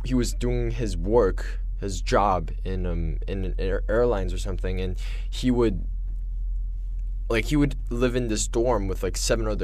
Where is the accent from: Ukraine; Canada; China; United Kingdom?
China; moved away; I'm from China.